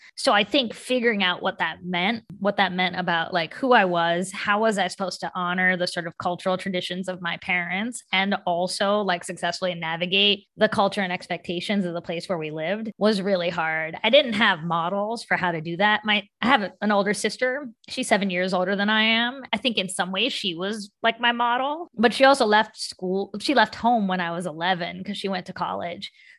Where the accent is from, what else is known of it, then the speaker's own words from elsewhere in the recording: West Virginia, United States; all of that I learned from people I grew up with in West Virginia.